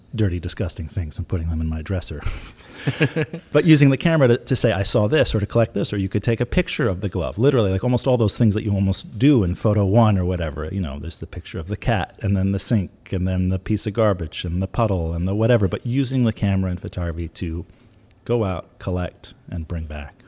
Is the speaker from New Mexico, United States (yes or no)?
no; New York, United States; when I was growing up in New York